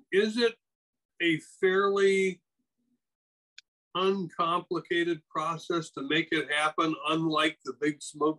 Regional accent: Wisconsin, United States; moved away; I grew up in Wisconsin

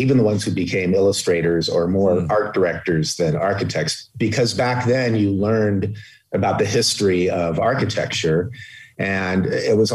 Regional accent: Orange County, California, United States; growing up in Orange County

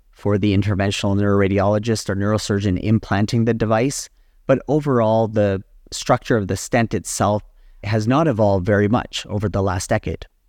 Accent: Calgary, Alberta, Canada; also born or lived in Ann Arbor, Michigan, United States / Edmonton, Alberta, Canada / Boston, Massachusetts, United States / Phoenix, Arizona, United States; I was born and raised in Calgary, Alberta

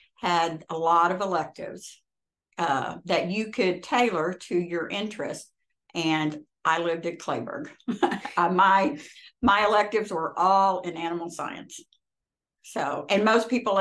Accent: the Ozarks, Missouri, United States; now in Fort Worth, United States; I grew up in Missouri in the Ozarks on a cow-calf operation

